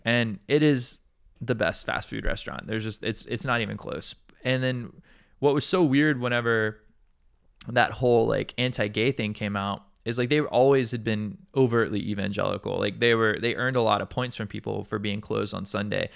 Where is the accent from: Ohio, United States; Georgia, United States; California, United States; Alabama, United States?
Alabama, United States; Montgomery; now in Hawaii, United States; my hometown, uh, it's a very large city, uh, called Montgomery, Alabama